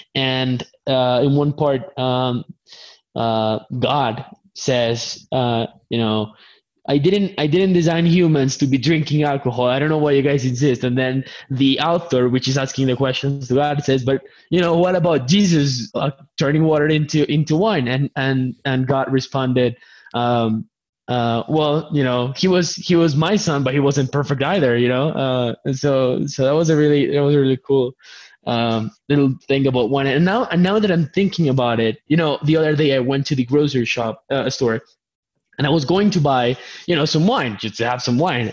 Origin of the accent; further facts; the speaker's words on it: Colombia; English is a second language; I'm, I'm from Colombia. English is my second language